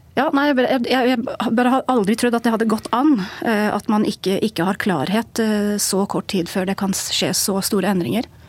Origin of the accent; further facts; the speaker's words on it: England, United Kingdom; moved away as an adult; now in Norway; Jeg har bodd i Norge i 14 år. Og jeg er engelsk, oppvokst i England